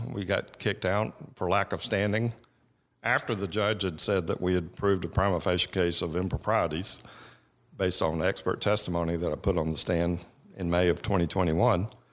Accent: Buford, Georgia, United States; I grew up in Beaufort, Georgia, which is, you know, tw-, twenty miles from Winder

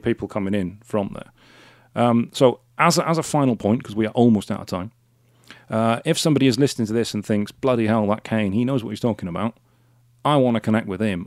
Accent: Wales, United Kingdom; Wales, 'cause I'm Welsh

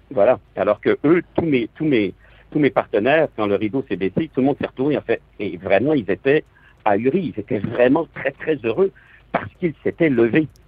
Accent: south of France, France; accent: southern French; now in Quebec, Canada; mon accent d'origine, c'est l'accent français, moi je suis arrivé au Québec, j'avais l'accent français et qui est, du sud de la France.

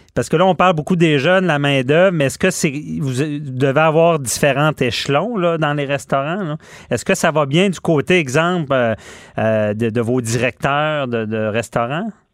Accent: Quebec City, Quebec, Canada; je suis de Québec

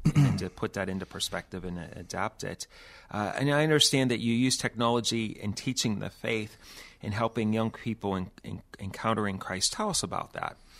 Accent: Pittsburgh, Pennsylvania, United States; I grew up in the Caragoba Rock, uh, section of the city of Pittsburgh.

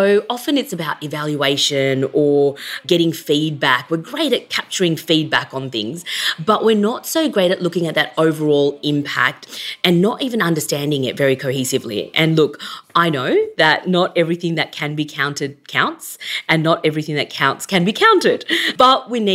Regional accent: Sydney, New South Wales, Australia; I grew up in Western Sydney. I'm a first-generation migrant.

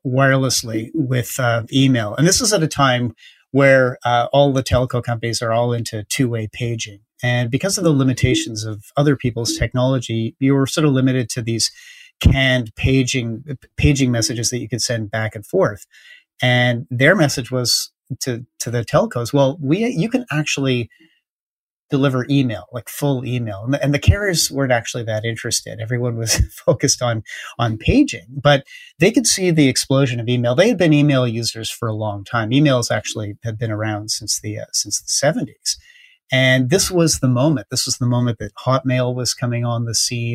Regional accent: Canada

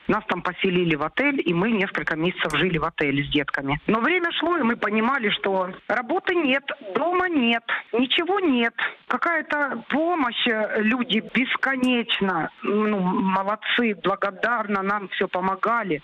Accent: Luhansk, Luhansk Oblast, Ukraine; moved away as an adult; now in Netherlands; я из Луганска. Но в Луганске я была 8 лет назад.

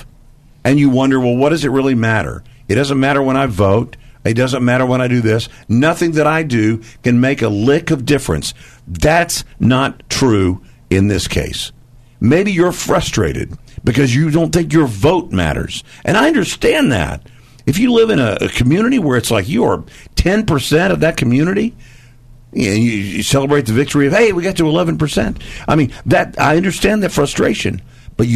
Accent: Dallas, Texas, United States; I grew up in Dallas, still live there, native Texan

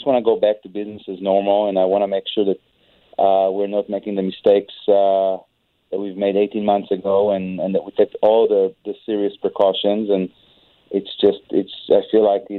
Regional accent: Israel; moved away; I'm an immigrant, and I see what the kind of things that are happening in my home country of Israel.

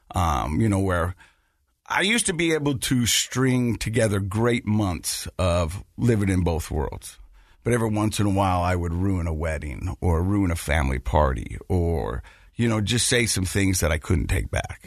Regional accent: Ogden, Utah, United States; I was born and raised right here in Utah, Ogden, Utah

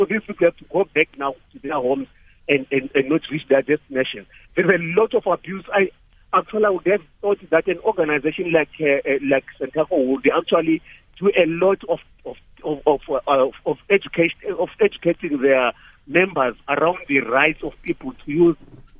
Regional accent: Port Elizabeth, Eastern Cape, South Africa; I'm from Port Elizabeth.

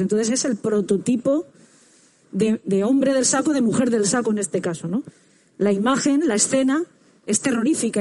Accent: San Vicente del Raspeig, Valencian Community, Spain; yo soy de San Vicente del Raspey, que es un pueblo de, Alicante

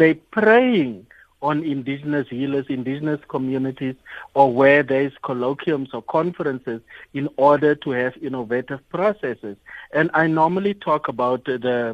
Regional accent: Northern Cape, South Africa; I'm from the Northern Cape

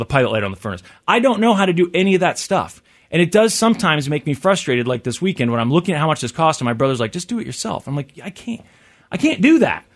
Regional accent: Missouri, United States; I'm born and raised in Missouri

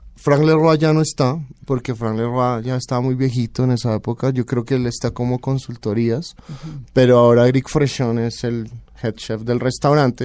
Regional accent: Colombia; moved away as an adult; also born or lived in Barcelona, Spain / Paris, France / Denmark; Soy colombiano

